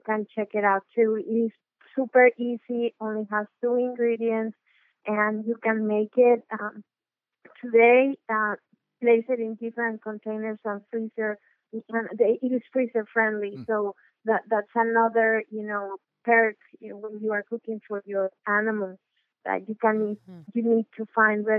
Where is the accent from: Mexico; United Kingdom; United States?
Mexico; I am from Mexico.